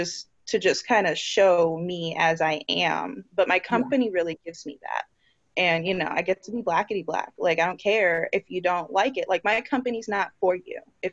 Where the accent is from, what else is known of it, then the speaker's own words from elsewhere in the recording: New Jersey, United States; accent: Jersey; I get to the Virgin Islands and I have my Jersey accent